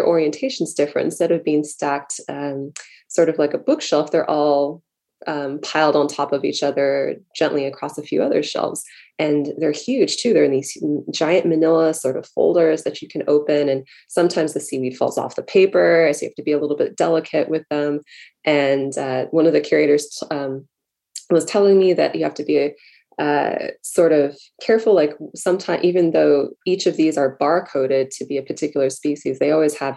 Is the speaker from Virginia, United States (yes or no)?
no; San Diego, California, United States; as a child growing up in San Diego